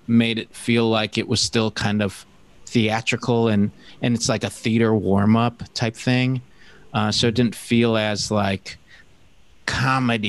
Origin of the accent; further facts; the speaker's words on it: Detroit, Michigan, United States; moved away; also born or lived in New York; I'm from Detroit